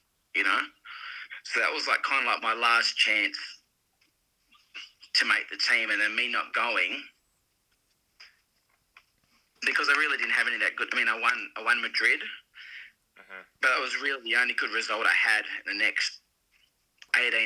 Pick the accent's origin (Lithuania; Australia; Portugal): Australia; moved away as an adult; as another Australian